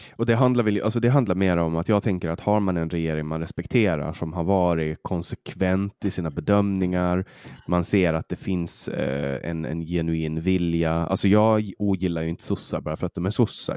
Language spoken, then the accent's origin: Swedish; Åland, Åland Islands; accent: åländska; now in Sweden; vi ålänningar